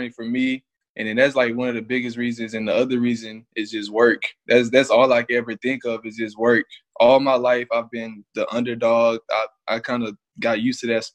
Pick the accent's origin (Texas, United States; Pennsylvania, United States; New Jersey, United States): Texas, United States; Lubbock; I'm from Lubbock.